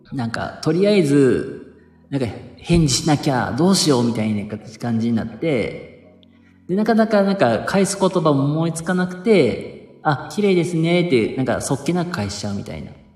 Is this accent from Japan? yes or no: yes; Kansai, Japan; 僕も関西人なんですよ